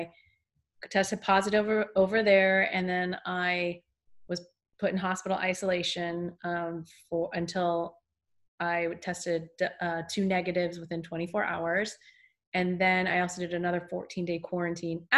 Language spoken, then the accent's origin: English; Bay Area, Silicon Valley, California, United States; moved away as an adult; also born or lived in Los Angeles; now in Santa Monica, United States; I grew up in the Bay Area. Yay, area. Got up to the 408, Silicon Valley, actually